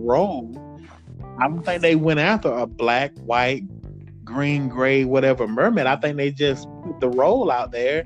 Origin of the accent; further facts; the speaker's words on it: United States; as being American people